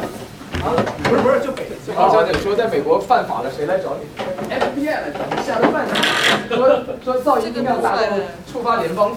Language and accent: Chinese; China; 其实我觉得是我们中国人在这要学会这边的规则来运行。